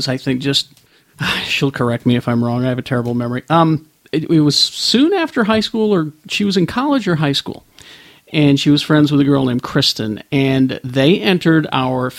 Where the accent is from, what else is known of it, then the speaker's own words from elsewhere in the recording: Salem, Utah, United States; I grew up in Salem, Utah.